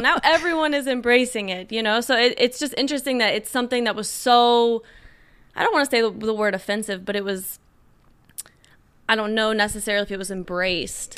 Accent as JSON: {"language": "English", "town": "Rising Sun", "region": "Indiana", "country": "United States", "tie": "born or raised there", "also_born_or_lived": "Kentucky / Los Angeles", "moved": "as an adult", "said": "I mostly grew up in, uh, in Indiana in truly the middle of nowhere"}